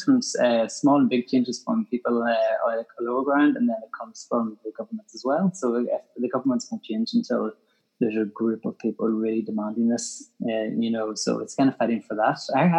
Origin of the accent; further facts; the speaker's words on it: Northern Ireland, United Kingdom; I'm from Ireland, Northern Ireland